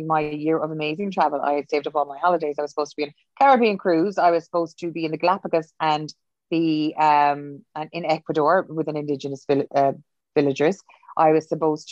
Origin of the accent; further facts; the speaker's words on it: Cork, Munster, Ireland; also born or lived in Kerry; now in Dublin, Ireland; I've been living in Dublin so long and I'm from Cork